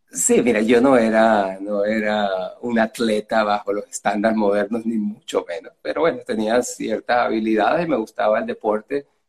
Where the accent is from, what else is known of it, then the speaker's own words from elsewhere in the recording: Venezuela; moved away as an adult; also born or lived in Tangier, Morocco; now in United States; I was born in Africa, grew up in, Latin America